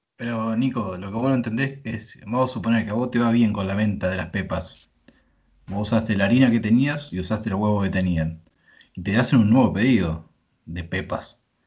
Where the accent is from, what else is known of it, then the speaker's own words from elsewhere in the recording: Pergamino, Buenos Aires Province, Argentina; yo soy de Pergamino, es una ciudad de 100.000 habitantes, imagínate, nos conocemos todos.